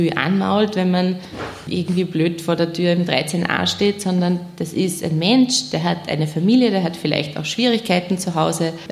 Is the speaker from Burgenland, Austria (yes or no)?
no; Nenzing, Vorarlberg, Austria; Wir sind zwar im Land aufgewachsen und sagen wir es mal so, in, in Nenzing, in Österreich, in Vorarlberg, da ist alles irgendwie sehr ordentlich. Meistens alle katholisch